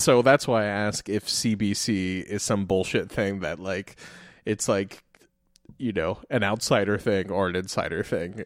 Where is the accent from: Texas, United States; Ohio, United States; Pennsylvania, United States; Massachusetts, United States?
Ohio, United States; Columbus; moved away; also born or lived in Washington, D.C.; I was from Columbus